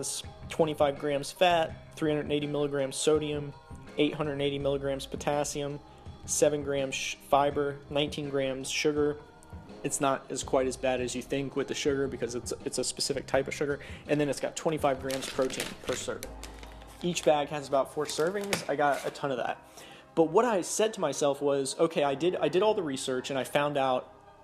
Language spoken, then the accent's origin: English; the South, United States; growing up in the South